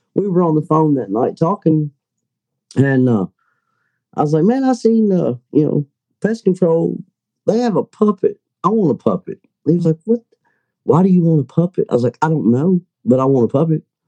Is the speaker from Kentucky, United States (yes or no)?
yes; Kentucky, United States; I'm from Kentucky